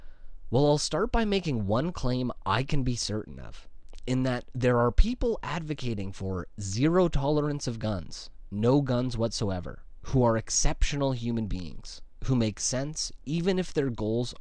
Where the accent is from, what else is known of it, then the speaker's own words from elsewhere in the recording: Canada; as a Canadian